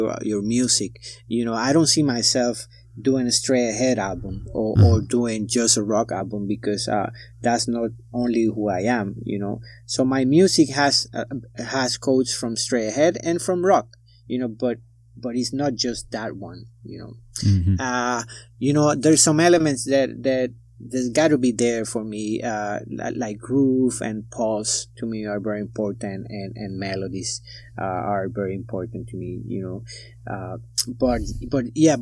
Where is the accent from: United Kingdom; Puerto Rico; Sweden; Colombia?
Puerto Rico; I was born in Puerto Rico. Puerto Rico is a mestizo. It's a multicultural place